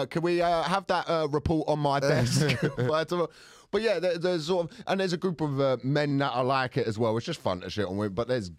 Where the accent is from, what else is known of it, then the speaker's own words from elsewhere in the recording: Luton, East of England, United Kingdom; somebody said to me, where are you really from? And I went, Luton. And then they went, no, where are you really from? And I went, Luton.